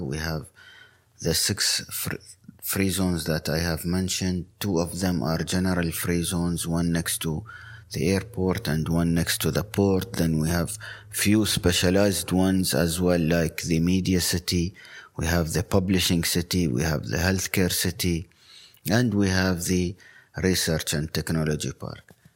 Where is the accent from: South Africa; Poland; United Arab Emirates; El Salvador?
United Arab Emirates; Sharjah; my hometown, Sharjah